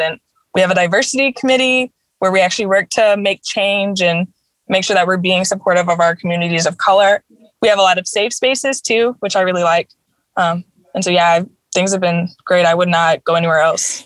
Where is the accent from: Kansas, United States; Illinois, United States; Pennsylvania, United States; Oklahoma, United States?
Illinois, United States; Chicago; moved away; also born or lived in Boston / Missouri; I was born in Boston actually, but I only lived there for a couple years when I was small, and then I moved to Chicago, and so I was raised there.